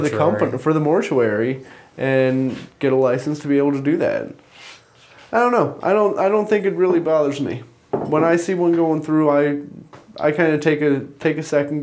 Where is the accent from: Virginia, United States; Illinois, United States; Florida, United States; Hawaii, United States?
Illinois, United States; Chicago; growing up in Chicago... Illinois.